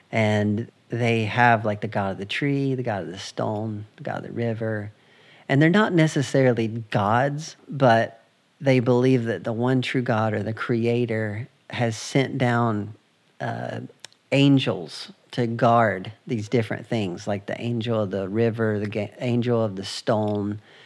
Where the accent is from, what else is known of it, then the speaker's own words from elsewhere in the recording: United States; I'm from the United States.